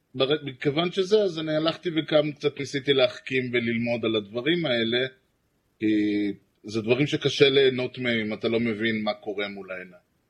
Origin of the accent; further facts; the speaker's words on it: Rehovot, Central District, Israel; אני גדלתי ברחובות